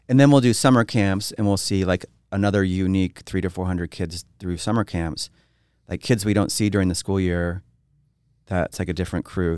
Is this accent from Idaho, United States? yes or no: yes; Twin Falls, Idaho, United States; now in Boise, United States; growing up in Twin Falls